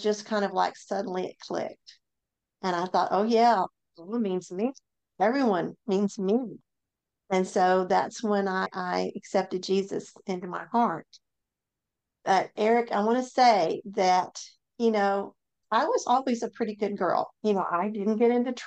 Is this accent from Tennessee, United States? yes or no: yes; Memphis, Tennessee, United States; moved away as an adult; now in North Mississippi, United States; I grew up in Memphis, Tennessee.